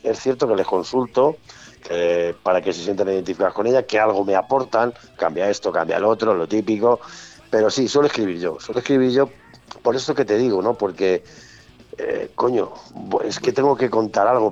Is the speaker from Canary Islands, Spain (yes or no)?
no; Castile and León, Spain; yo soy de Castilla